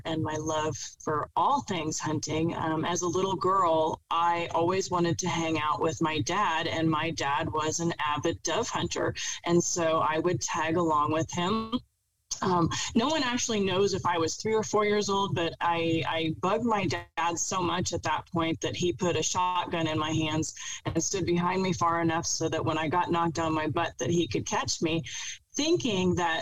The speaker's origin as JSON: {"language": "English", "region": "central Nebraska", "country": "United States", "said": "I am from central Nebraska. We live halfway between Ord and North Loop"}